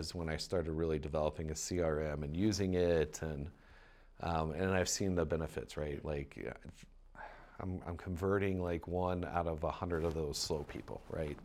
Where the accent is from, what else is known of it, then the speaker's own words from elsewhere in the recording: Mason, Ohio, United States; moved away as an adult; I grew up in Ohio, um, in a little town called Mason, Ohio.